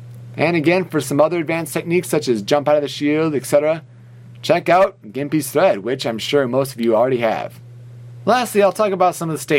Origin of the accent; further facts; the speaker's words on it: Hemet, California, United States